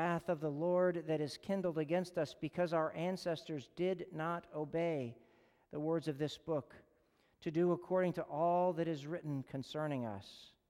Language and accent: English; Chicago, Illinois, United States; in my hometown newspaper, the Chicago Tribune that came to our house